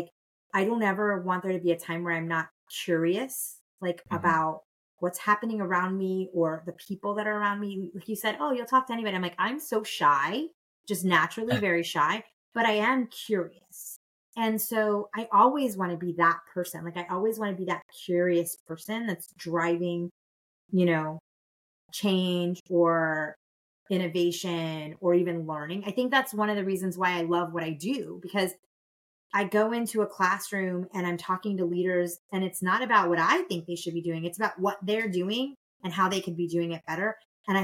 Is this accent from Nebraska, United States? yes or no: yes; Nebraska, United States; also born or lived in Florida / Illinois / New York; So I was born in Homestead, Florida, on the air base there. It doesn't exist anymore. But Miami-Dade County. And then I lived everywhere. I spent the good majority of my youth living in Nebraska and Illinois